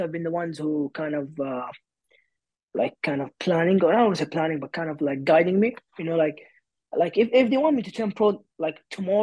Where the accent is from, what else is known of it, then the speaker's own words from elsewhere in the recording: Saudi Arabia; now in United Kingdom; I'm from Saudi